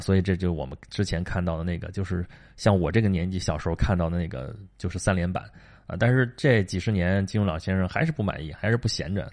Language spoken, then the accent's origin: Chinese; China; 这对我们中国人来说真是大节啊